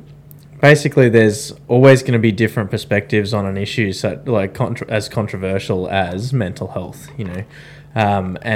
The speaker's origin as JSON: {"language": "English", "country": "Australia", "said": "we are three Australian veterans"}